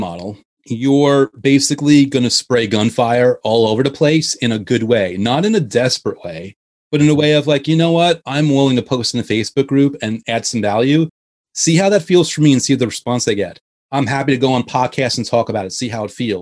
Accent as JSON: {"language": "English", "area": "Westchester", "region": "New York", "country": "United States", "tie": "born or raised there", "said": "I grew up in Westchester"}